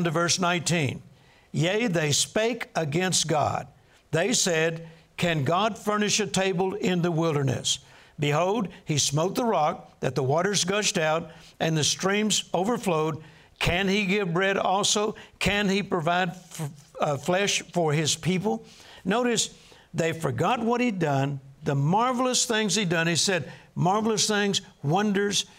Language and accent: English; Texas, United States; I'm from Texas